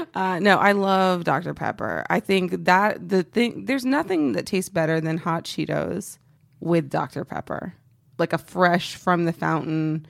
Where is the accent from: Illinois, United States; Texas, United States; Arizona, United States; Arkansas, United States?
Texas, United States; I mentioned before I'm from Texas. Um, I'm very patriotic about being from Texas.